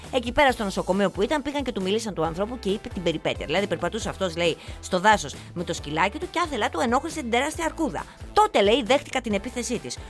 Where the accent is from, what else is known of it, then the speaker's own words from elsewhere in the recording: Arta, Epirus, Greece; στα μέρη μου, που στην Άρτα